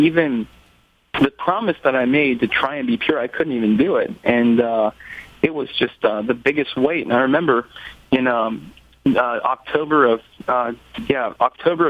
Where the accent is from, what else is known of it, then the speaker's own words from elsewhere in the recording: Columbus, Ohio, United States; I'm from Columbus, Ohio